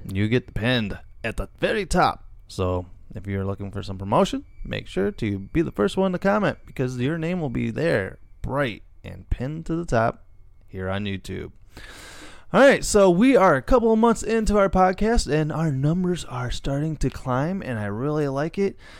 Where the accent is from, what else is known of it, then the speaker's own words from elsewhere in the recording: Illinois, United States; we are from Illinois